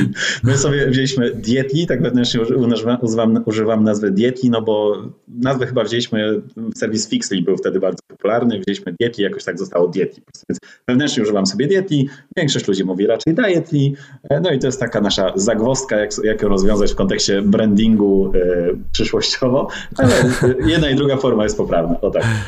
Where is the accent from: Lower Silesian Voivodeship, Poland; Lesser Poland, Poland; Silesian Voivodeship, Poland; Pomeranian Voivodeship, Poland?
Pomeranian Voivodeship, Poland; Gdańsk; also born or lived in Warsaw; jestem właśnie, tak jak rozmawialiśmy przed e, nagraniem, z Gdańska